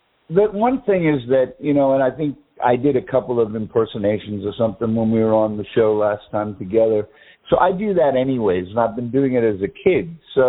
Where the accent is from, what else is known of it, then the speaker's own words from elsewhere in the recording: United States; born there; accent: English; also born or lived in England; I sounded more Englishy. Even though I was born in America and everything, I had lived over there for a long time.